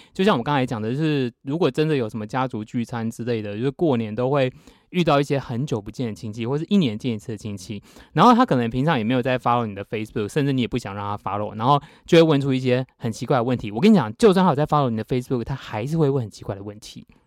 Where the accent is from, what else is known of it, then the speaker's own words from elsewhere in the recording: Taiwan; 我们就在台北读书嘛